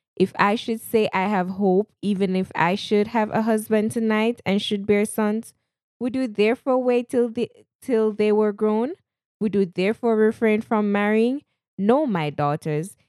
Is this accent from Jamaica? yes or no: yes; Jamaica; accent: Jamaican; moved away; I am a Jamaican. At times, you'll hear my Jamaican accent come out, a proud Jamaican at least